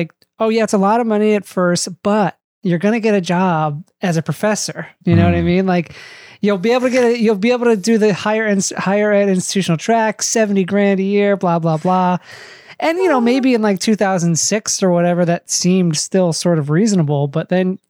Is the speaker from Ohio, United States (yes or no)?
yes; Ohio, United States; Daniel and I actually grew up in the same town, sort of rural community in Ohio